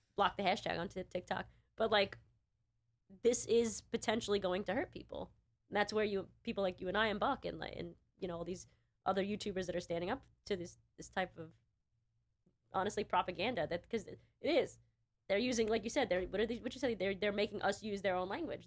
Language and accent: English; New York, United States; I'm a New Yorker